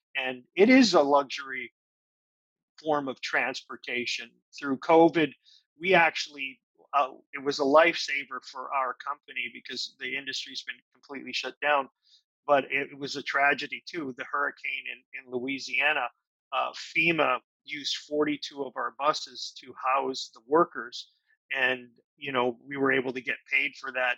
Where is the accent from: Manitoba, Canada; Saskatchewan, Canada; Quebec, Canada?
Manitoba, Canada; Winnipeg; also born or lived in Toronto, Canada; now in Nashville, United States; I come from Winnipeg